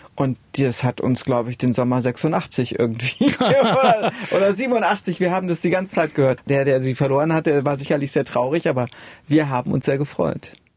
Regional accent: Oebisfelde, Saxony-Anhalt, Germany; bei uns in Übisfelde nicht so viel los war

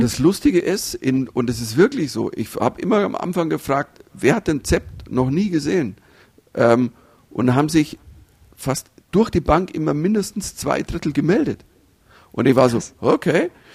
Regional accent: Germany; als Deutscher

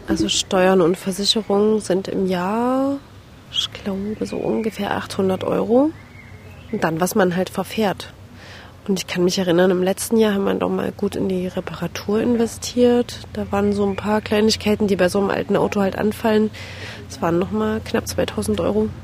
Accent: Leipzig, Saxony, Germany; moved away as an adult; also born or lived in Berlin; ich komme tatsächlich aus dieser schönen Stadt

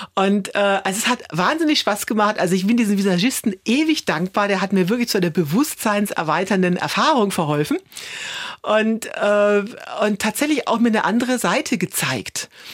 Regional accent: Germany; als Deutsche

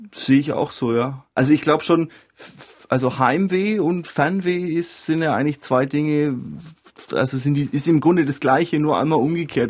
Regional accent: Franconia, Bavaria, Germany; bei uns in Franken oder eigentlich auch in Süddeutschland

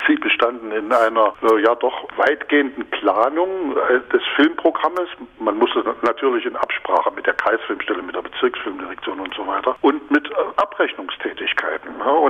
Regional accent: Reichenbach, Saxony, Germany; Kinobesuche in einer vogtländischen Kleinstadt, wo ich groß geworden bin, in Reichenbach.

